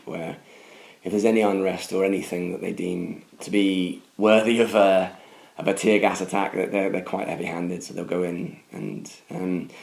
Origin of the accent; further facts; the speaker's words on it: United Kingdom